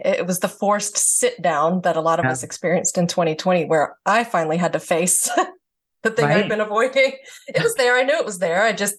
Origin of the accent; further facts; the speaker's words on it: the South, United States; again, I'm from the South. So very taboo there, it's demons, you know.